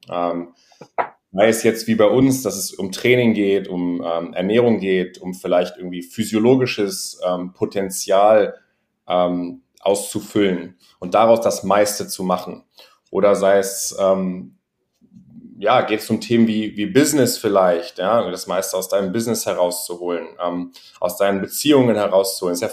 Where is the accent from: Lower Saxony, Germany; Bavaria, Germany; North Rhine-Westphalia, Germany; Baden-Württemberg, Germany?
Lower Saxony, Germany; Göttingen; moved away as an adult; now in Berlin, Germany; ich bin äh, mittlerweile 29 äh, Jahre alt, komme aus Göttingen, kleine Stadt in Niedersachsen und bin vor circa, nee, sogar ziemlich genau vor zehn Jahren ähm, nach Berlin gezogen